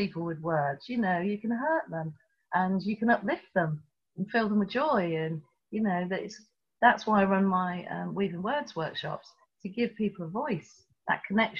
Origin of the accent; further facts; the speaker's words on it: Tripoli, Tripoli District, Libya; born there; You don't know I was born in Tripoli in Libya.